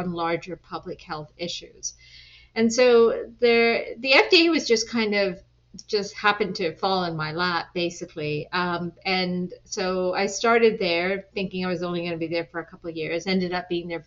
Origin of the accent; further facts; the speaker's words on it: Washington, District of Columbia, United States; also born or lived in England / East End, London / Pakistan (ancestry); grew up here in the DC area for most of my life.